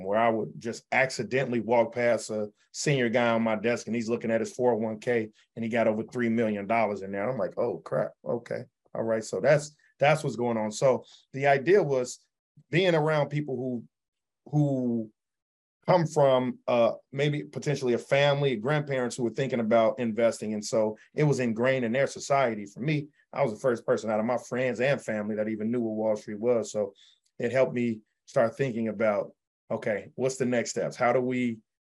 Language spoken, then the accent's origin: English; Chicago, Illinois, United States; also born or lived in New York; I came back home to Chicago, where I worked at a hedge